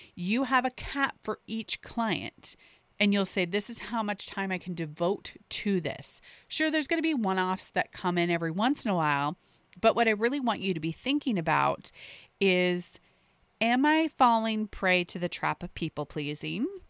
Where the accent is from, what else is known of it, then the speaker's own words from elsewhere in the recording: the Northwest, Pacific Northwest, United States; I grew up in the Northwest, so Nordstrom was actually a natural part of where we would shop as I grew up.